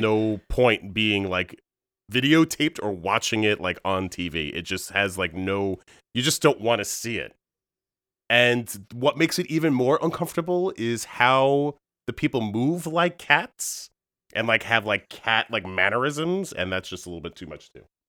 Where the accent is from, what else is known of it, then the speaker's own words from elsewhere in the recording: Long Island, New York, United States; moved away as an adult; Born and raised on Long Island